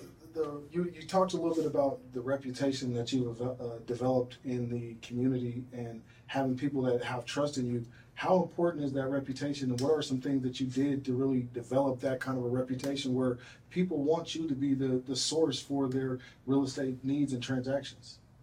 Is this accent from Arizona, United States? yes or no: no; North Aurora, Illinois, United States; I grew up in the inner city. You know, I grew up I, I grew up in North Aurora